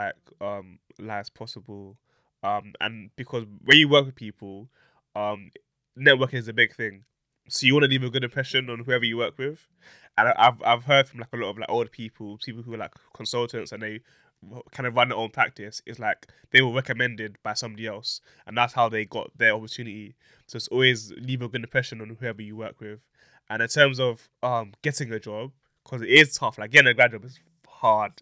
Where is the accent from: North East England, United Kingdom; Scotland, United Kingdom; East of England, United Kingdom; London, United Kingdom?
London, United Kingdom; we're both from South London